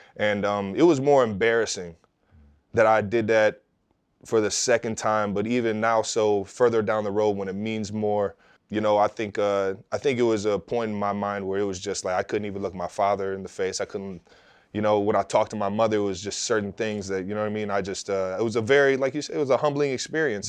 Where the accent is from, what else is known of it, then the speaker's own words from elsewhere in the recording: Cleveland Heights, Ohio, United States; growing up in Cleveland Heights, you got such a melting pot of people